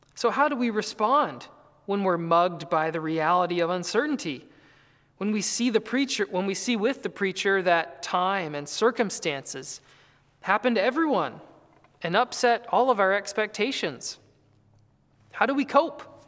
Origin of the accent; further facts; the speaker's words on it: North Carolina, United States; I grew up in North Carolina